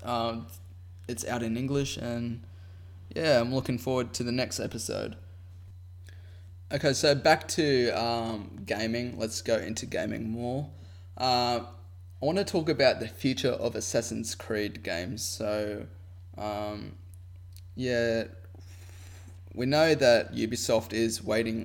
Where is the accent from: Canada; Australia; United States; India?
Australia; I'm Australian